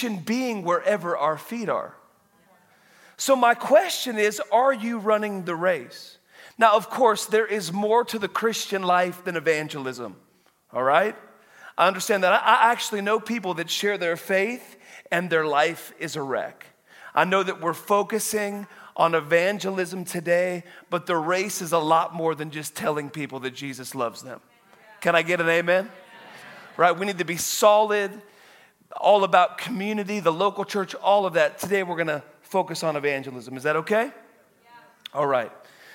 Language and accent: English; Woodland, Washington, United States; I was born in Woodland, Washington, like just right, like 5.5 hours away. Grew up on a dairy farm